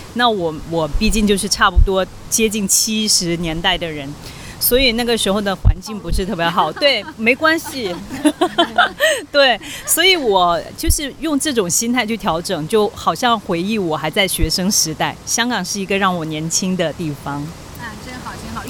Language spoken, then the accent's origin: Chinese; Guangxi, China; moved away as an adult; now in Hong Kong; 能吃到家乡的螺蛳粉